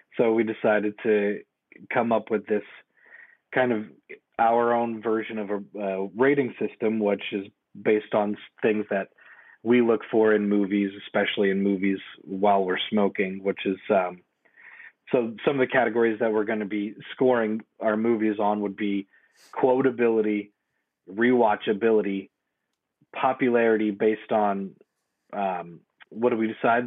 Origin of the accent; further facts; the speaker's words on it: East Coast, United States; now in West Coast, United States; who grew up, born and raised on the East Coast